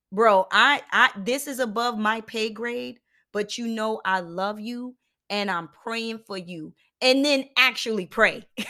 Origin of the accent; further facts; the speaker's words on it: Philadelphia, Pennsylvania, United States; a kid growing up in Philadelphia